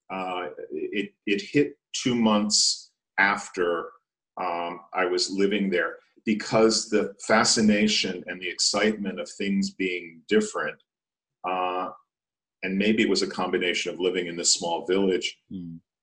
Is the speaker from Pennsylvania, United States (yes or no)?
yes; outside of Philadelphia, Pennsylvania, United States; also born or lived in Vienna, Austria; now in Detroit, United States; I'm living in downtown Detroit. I grew up outside of Philadelphia.